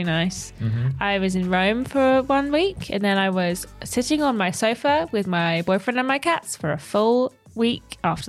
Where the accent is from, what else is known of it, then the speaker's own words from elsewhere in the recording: Cambridge, East of England, United Kingdom; I'm from Cambridge.